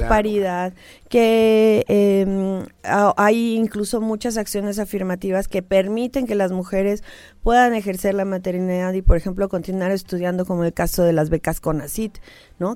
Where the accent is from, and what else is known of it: Mexico